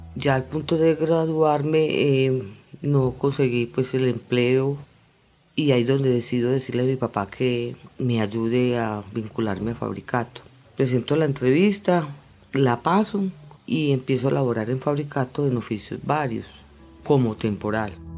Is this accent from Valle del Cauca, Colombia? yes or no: no; Bello, Antioquia, Colombia; Vivo en Bello, y nací y crecí realmente pues en Bellú, en el barrio del Congolo.